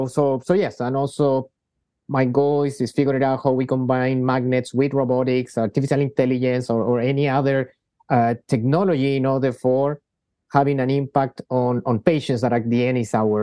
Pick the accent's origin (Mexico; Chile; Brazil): Chile; I'm half Spanish, half from Chile. I grew up in Chile, where I did my medical training